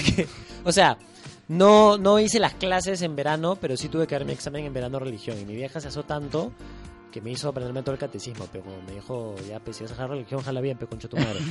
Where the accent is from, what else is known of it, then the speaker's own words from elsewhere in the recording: Lima, Peru; also born or lived in Iquitos; nací en Lima